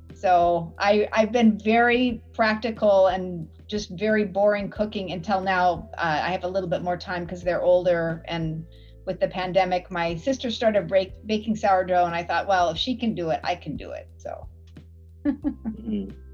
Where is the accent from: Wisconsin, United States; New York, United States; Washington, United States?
Washington, United States; now in Canada; I grew up in Washington State